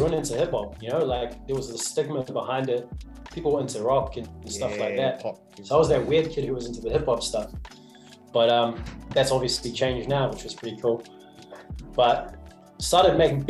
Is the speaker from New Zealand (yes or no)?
yes; South Canterbury, New Zealand; I grew up down south in South Canterbury, between Timaru and Christchurch.